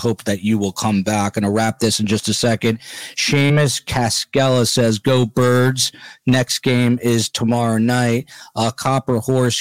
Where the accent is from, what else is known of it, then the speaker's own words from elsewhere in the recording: Middlesex County, New Jersey, United States; I am from Middlesex County